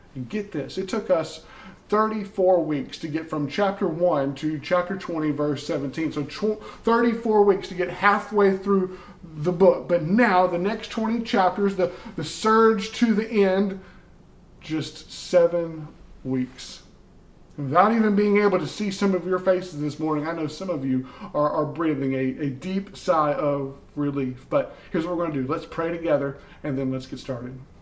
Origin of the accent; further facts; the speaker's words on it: the South, United States; growing up in the South